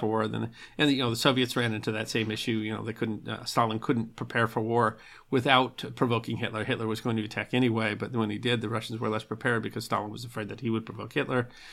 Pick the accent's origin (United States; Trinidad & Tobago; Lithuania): United States; I'm an American, I'm a Yank